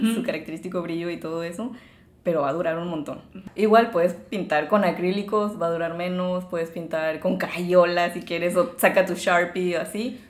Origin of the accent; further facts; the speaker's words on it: Mexico; como mexicanos